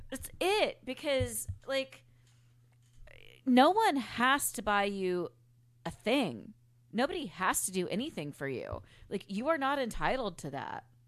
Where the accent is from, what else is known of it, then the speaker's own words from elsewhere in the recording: Memphis, Tennessee, United States; moved away; also born or lived in New Orleans, Louisiana; growing up in Memphis